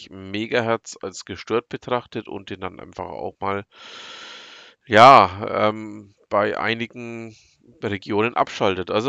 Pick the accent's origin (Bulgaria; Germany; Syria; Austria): Germany; Bavaria; komme ich aus dem Herzen von Franken, also aus der Nähe von Nürnberg, aber eben auch nicht nur aus der Nähe von Nürnberg, aus dem Landkreis Fürth genauer gesagt.